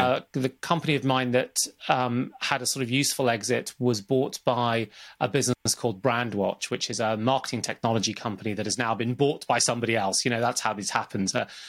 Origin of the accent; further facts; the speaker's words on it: Zambia; born there; It starts from where I was born and when I was born. I was born in Zambia in 1972, and my dad was working out there as an accountant